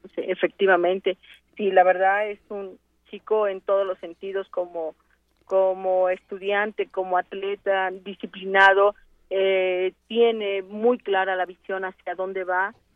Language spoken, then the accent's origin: Spanish; Mexico; para nosotros como universitarios es un gran orgullo, como mexicanos doblemente